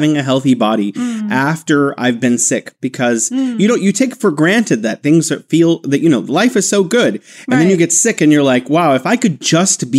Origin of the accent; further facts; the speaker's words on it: United States; moved away as an adult; also born or lived in Beijing, China; now in Wuhan, China; I'm originally from the United States, where I was born and raised